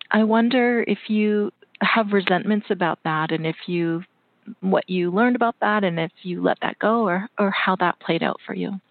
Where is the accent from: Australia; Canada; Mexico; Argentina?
Canada; and You know, I'm Canadian, so I love to promote Canadian authors.